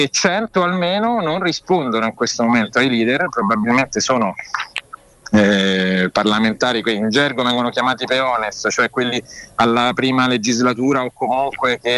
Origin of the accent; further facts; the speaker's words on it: Rome, Lazio, Italy; born there; Senti, io sono nato a Rione Monti